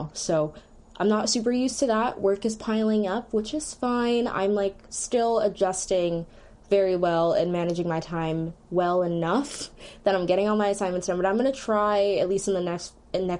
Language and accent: English; Philadelphia, Pennsylvania, United States; I'm also from Philly